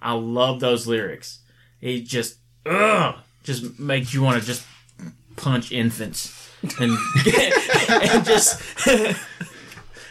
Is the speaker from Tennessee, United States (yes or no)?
yes; East Tennessee, United States; We are from East Tennessee